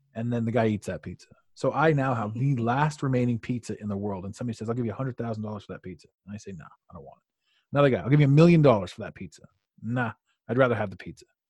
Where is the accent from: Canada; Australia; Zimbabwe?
Canada; as a Canadian